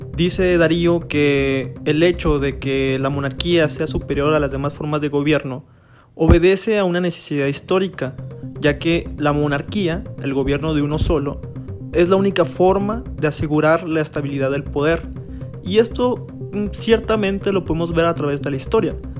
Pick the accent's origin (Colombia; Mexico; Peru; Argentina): Mexico; los que somos de México